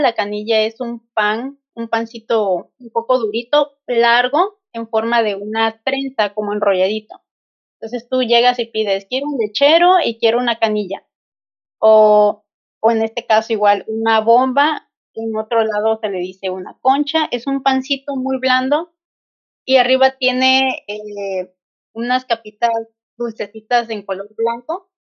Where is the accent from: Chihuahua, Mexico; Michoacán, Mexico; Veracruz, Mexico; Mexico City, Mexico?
Veracruz, Mexico; soy jarocho